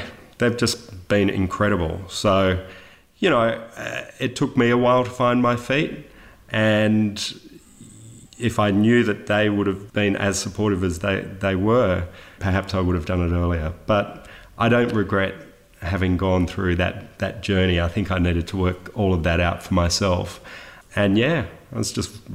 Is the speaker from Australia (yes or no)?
yes; Sydney, New South Wales, Australia; I was born in Sydney in the 70s. Youngest of four children